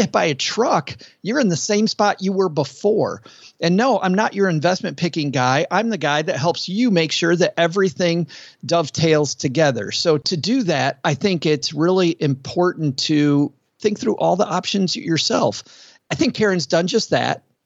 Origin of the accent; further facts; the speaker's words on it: West Michigan, United States; I grew up in West Michigan, and it was all cornfield